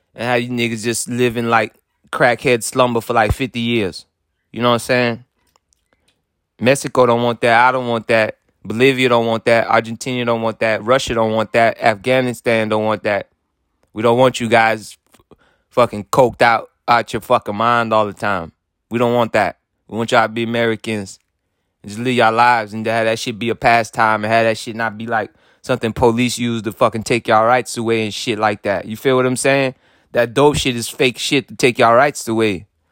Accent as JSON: {"language": "English", "country": "Haiti", "said": "I'm from Haiti"}